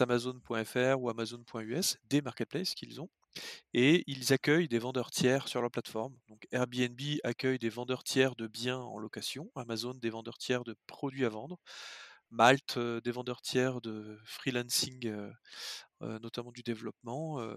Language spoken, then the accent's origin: French; Lyon, Auvergne-Rhône-Alpes, France; moved away as an adult; also born or lived in western France; je suis lyonnais.